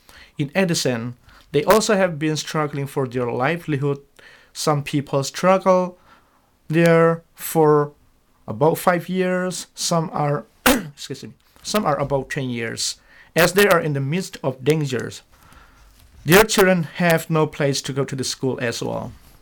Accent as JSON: {"language": "English", "country": "Myanmar", "moved": "as an adult", "lives_now": "Omaha, United States", "said": "Actually, I came from Burma to pursue my further study in Chicago for the program of doctorate."}